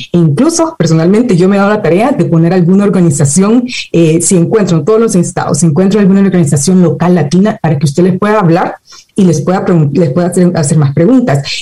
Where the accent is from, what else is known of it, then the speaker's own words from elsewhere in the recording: El Salvador; now in United States; nací en El Salvador, crecí en El Salvador